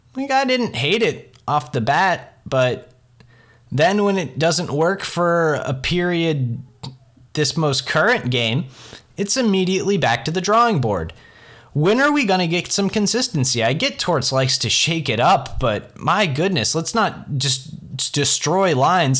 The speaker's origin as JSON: {"language": "English", "town": "Columbus", "region": "Ohio", "country": "United States", "tie": "born or raised there", "said": "a guy born and raised in Columbus"}